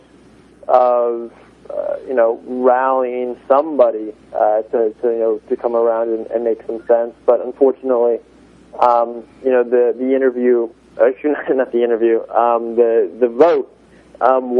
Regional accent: Iowa, United States; the state of Iowa, my home state

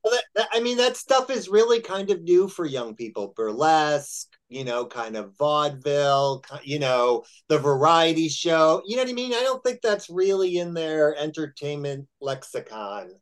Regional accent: Chicago, Illinois, United States; moved away; also born or lived in Texas; I'm from Chicago

